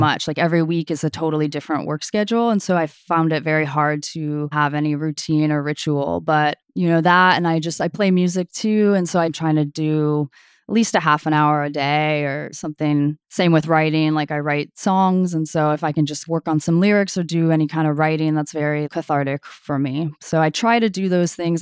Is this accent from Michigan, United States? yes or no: no; Sunnyvale, California, United States; also born or lived in Toronto, Canada; I grew up in Sunnyvale. I was born in Toronto, Canada, but I grew up in the South Bay in Sunnyvale